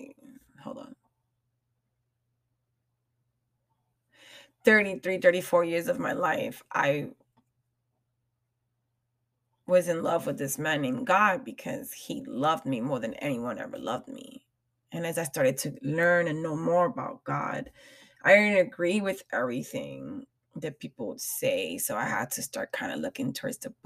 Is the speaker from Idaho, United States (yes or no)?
no; New York, United States; I am a New Yorker at heart.